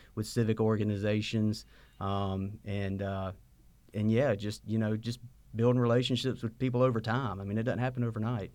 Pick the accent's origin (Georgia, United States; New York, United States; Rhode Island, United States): Georgia, United States; Sylvania; moved away as an adult; now in Statesboro, United States; I grew up in Sylvania, Georgia, in my dad's pharmacy